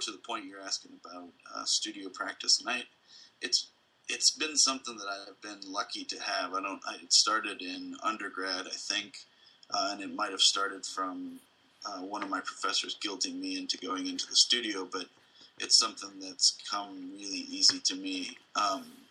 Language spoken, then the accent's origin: English; Midwest, United States; being a Midwesterner.